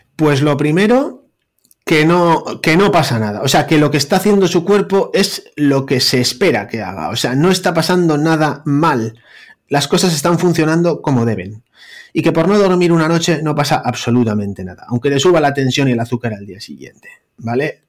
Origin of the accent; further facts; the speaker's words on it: Bilbao, Basque Country, Spain; un panchito de Bilbao, cardiólogo